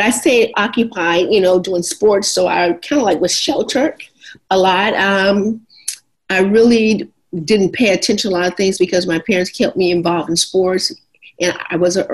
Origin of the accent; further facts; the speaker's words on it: Los Angeles, California, United States; am a native Los Angeles, born right here. And hey, I'm 59th and Hoover. I'm from the inner city